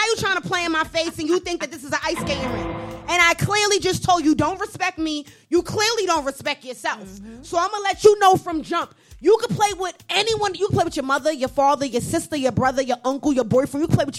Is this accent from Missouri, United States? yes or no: no; New York, United States; I'm from New York.